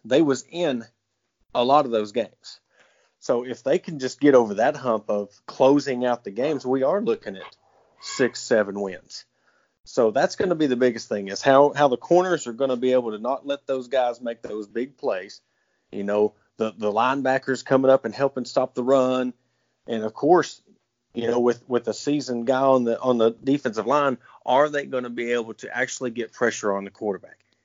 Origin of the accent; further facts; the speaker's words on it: South Carolina, United States; I'm being from South Carolina